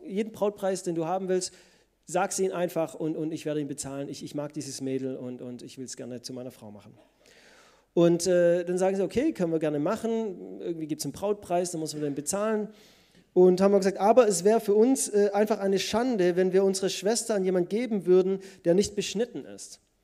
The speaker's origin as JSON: {"language": "German", "country": "Germany", "said": "Als Deutsche"}